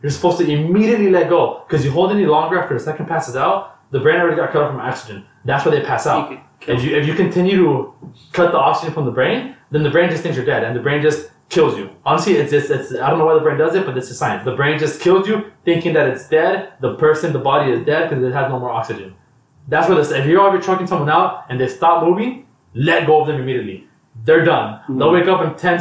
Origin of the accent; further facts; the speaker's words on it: United States; as an American